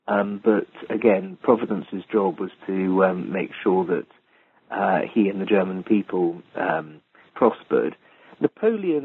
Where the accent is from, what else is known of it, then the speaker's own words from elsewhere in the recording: England, United Kingdom; I'm an Englishman